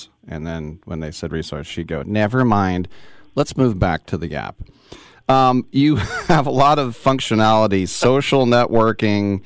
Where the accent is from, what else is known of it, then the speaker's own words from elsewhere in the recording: East Bay, California, United States; growing up in the East Bay here, and my dad had season tickets to the Raiders